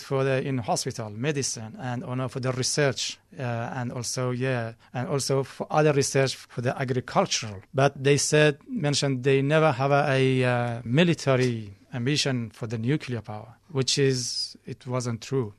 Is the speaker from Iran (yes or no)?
yes; Iran; now in Australia; I'm from Iran.